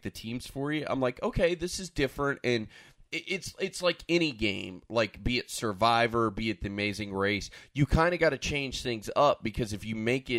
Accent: Florida, United States; I was born and raised here in Florida

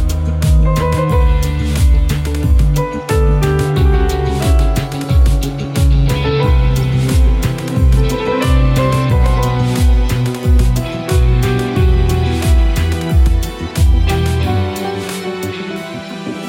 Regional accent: Canada; as a Canadian, as somebody who has who played hockey for years as a kid

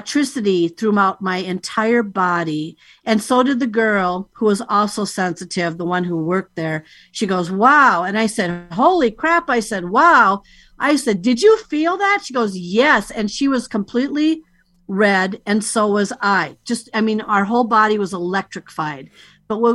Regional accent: United States; I'm here from the United States.

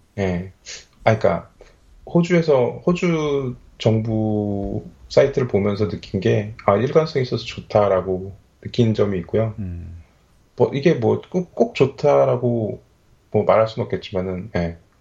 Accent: South Korea; moved away as an adult; now in Australia; 제가 한국에 있을 때는 어렸을 때부터 살았기 때문에

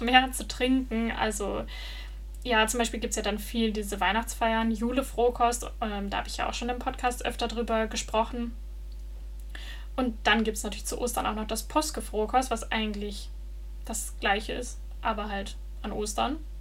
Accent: Germany; moved away as an adult; also born or lived in Netherlands; now in Denmark; wo ich herkomme, dass ich dann sagen musste, dass ich aus Deutschland komme

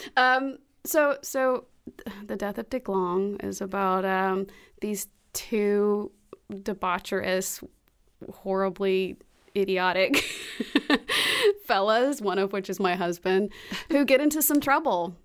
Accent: Alabaster, Alabama, United States; moved away as an adult; also born or lived in Memphis, Tennessee / Los Angeles / New York; now in Birmingham, United States; I was born in Memphis, grew up in Alabaster

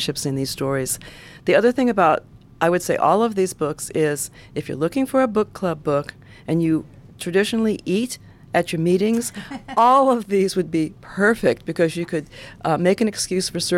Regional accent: Ohio, United States; I'm from Ohio, but our menus are pretty much the same. It's Midwest food.

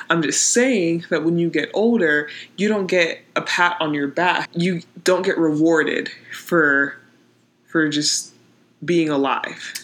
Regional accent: Pittsburgh, Pennsylvania, United States; I'm from Pittsburgh

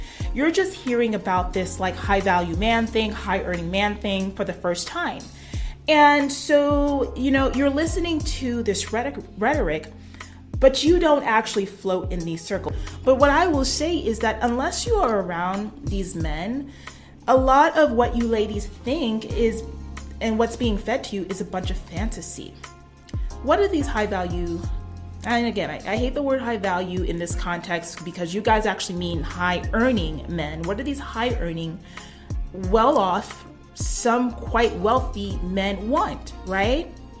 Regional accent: New York City, New York, United States; now in Los Angeles, United States; I live in Los Angeles, California. Beverly Hills is my stomping ground, and I'm from New York City

